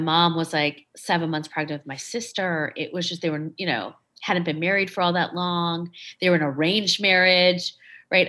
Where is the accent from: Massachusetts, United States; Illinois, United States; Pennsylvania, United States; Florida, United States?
Illinois, United States; Schaumburg; I grew up in Schaumburg, Illinois